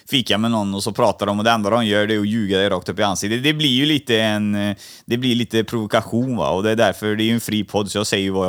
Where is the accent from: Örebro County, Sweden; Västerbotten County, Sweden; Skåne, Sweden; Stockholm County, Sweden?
Stockholm County, Sweden; Stockholm; also born or lived in Gothenburg; Jag föddes i Stockholm.